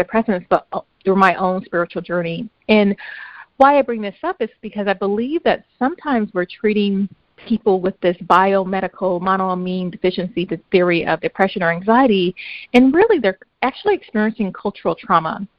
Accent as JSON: {"language": "English", "town": "Compton", "region": "California", "country": "United States", "tie": "born or raised there", "also_born_or_lived": "Long Beach / Mississippi", "moved": "as an adult", "lives_now": "San Francisco, United States", "said": "We grew up in Compton"}